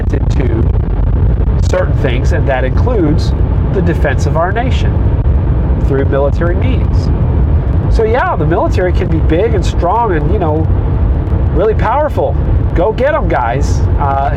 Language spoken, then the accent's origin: English; United States; I began to be more proud of being an American citizen